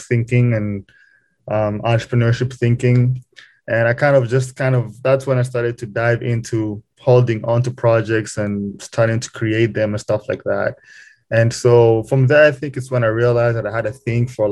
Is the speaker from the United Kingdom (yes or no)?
no; Kigali, Rwanda; moved away as an adult; now in Lincoln, United States; was born and raised in Kigali, Rwanda, which is in East Africa. I spent most of my life there, high school, all that stuff